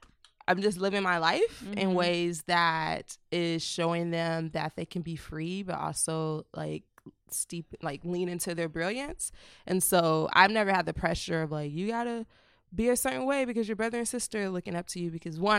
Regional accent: San Diego, California, United States; born there; also born or lived in Vallejo / Oakland; San Diego, California. Spent the first like 6 years of my life in between San Diego and then Vallejo in Oakland.

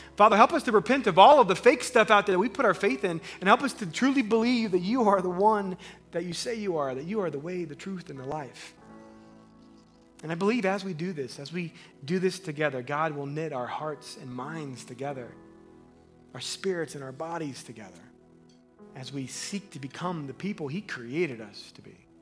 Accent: Missouri, United States; I grew up in Missouri

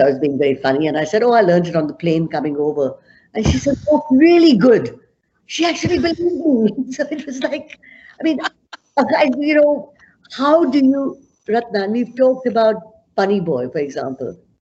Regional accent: Amritsar, Punjab, India; moved away as an adult; now in Canada; I was born in Amritsar, which is in north of Punjab

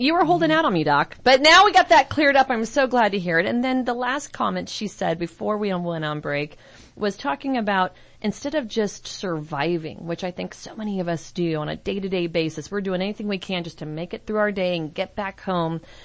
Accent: San Francisco, California, United States; I'm from San Francisco

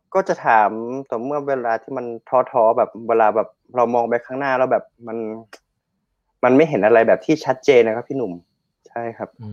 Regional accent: Chiang Rai, Thailand; accent: Northern Thai (kham mueang); บ้านผมอยู่บ้านนอกนะครับ แล้วก็ทางบ้านผมอ่ะจะเป็นทางที่ไปน้ำตกขุนกร

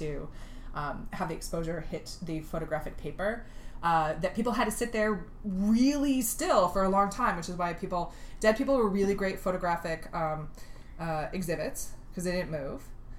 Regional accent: East Central Illinois, United States; I'm from East Central Illinois.

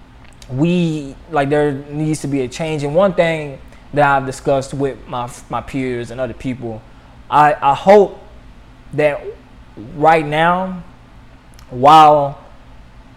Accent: Louisville, Kentucky, United States; my hometown of Louisville

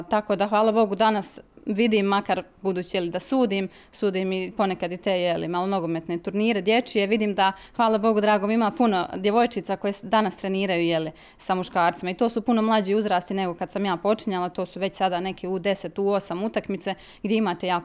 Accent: Mostar, Federation of Bosnia and Herzegovina, Bosnia & Herzegovina; ja sam ono što bi kod nas u Mostaru rekli, mahalsko dijete odrasla

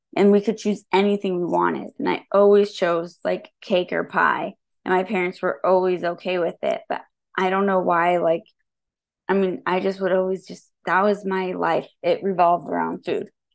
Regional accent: Santa Rosa, California, United States; I was born and raised in Santa Rosa.

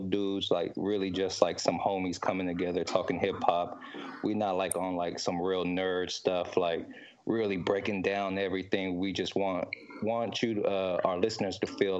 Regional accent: East Palo Alto, California, United States; East Palo Alto. It's in the Bay Area in California

